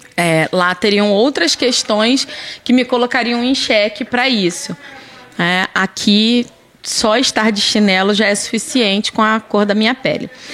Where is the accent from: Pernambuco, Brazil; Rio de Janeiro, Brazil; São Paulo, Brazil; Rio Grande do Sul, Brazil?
Rio de Janeiro, Brazil; Duque de Caxias; moved away as an adult; also born or lived in Botafogo, Rio de Janeiro / Paraná (pé vermelho); now in Paraná, Brazil; eu sou carioca, né? Eu nasci em Botafogo, mas eu passei a minha infância praticamente toda, né, até a fase adulta em Caxias, no Rio